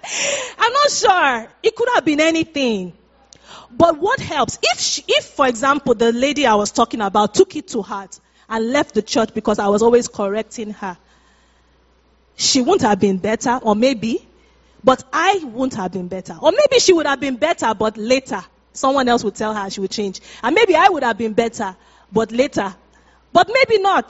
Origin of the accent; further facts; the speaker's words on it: Nigeria; moved away; we're Nigerians, we're from Africa